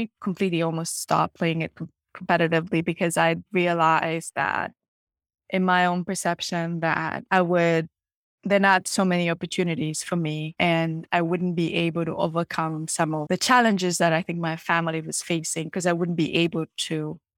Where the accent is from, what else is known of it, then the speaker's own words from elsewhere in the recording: Kampala, Central Region, Uganda; And so I grew up in Uganda and in Kampala, in a place called Makini, like slightly right outside the capital.